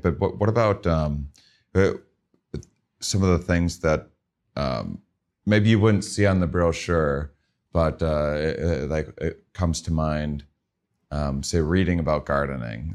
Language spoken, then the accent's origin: English; Midwest, United States; I'm from the Midwest, um, and, uh, kind of a smaller town upbringing